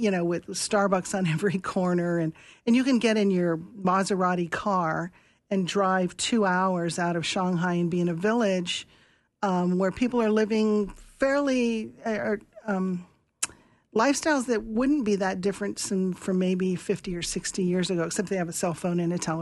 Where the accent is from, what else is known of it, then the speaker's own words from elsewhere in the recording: United States; also born or lived in China; I'm from the United States